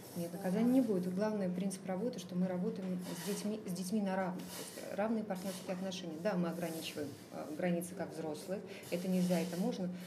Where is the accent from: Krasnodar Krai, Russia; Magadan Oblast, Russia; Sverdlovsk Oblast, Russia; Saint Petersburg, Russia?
Magadan Oblast, Russia; Magadan; now in Moscow, Russia; Я из Магадана